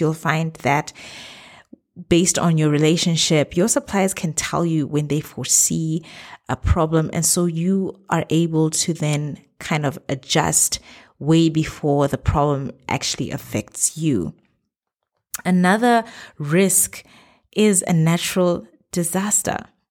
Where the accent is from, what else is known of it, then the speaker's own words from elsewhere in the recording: Botswana; moved away as an adult; now in Middle East; my home country, Botswana.